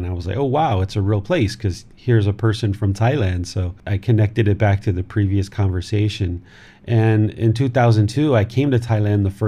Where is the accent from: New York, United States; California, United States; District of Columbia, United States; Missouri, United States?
District of Columbia, United States; Washington; moved away; I grew up in America. I was born in Washington, D.C., grew up in that area